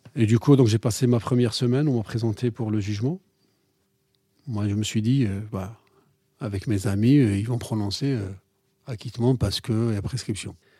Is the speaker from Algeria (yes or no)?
yes; Algeria; moved away as an adult; now in France; J'ai grandi en Algérie